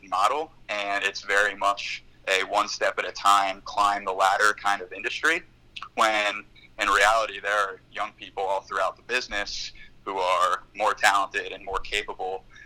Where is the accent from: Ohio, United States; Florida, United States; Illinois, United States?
Ohio, United States; Cincinnati; moved away as an adult; also born or lived in Cleveland; now in Los Angeles, United States; I'm the youngest of six kids up and raised in Cincinnati